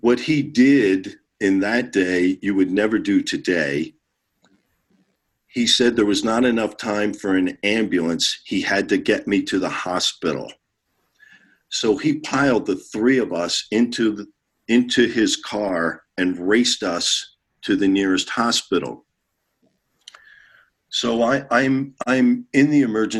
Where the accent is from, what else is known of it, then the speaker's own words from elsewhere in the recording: Philadelphia, Pennsylvania, United States; Philadelphia, the city of brotherly love, my hometown